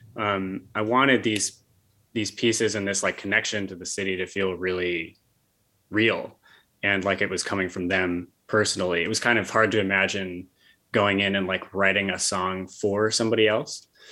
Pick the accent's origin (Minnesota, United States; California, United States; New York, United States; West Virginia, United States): New York, United States; Bethlehem; born or raised there